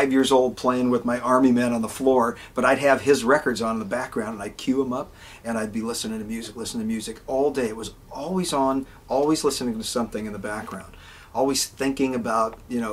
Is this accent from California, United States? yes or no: yes; Oakland, California, United States; born and raised in Oakland, California, very urban, obviously.